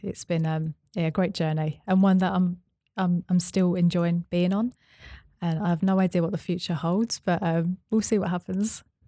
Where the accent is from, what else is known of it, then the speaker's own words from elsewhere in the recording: Essex, East of England, United Kingdom; moved away as an adult; also born or lived in Bristol; I moved from Bristol back to my hometown in Essex